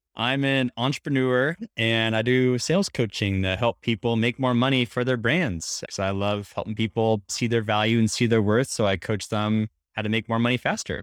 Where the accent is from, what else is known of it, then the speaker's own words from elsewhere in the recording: Portland, Oregon, United States; now in New York City, United States; grew up in uh, Portland, Oregon area, so I'm a suburb boy